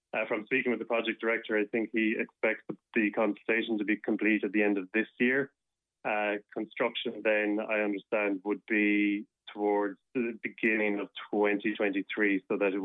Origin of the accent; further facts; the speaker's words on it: Limerick, Munster, Ireland; And Des, for me, growing up in Limerick City, he was an inspiring figure.